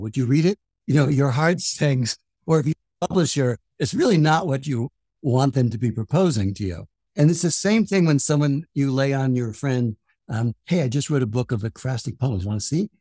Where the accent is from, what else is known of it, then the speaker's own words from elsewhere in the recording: Paterson, New Jersey, United States; I'm from Patterson